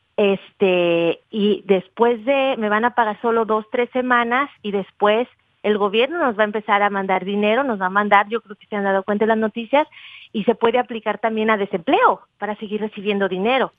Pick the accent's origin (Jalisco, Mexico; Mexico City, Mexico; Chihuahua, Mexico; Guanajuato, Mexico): Jalisco, Mexico; Guadalajara; yo soy de Guadalajara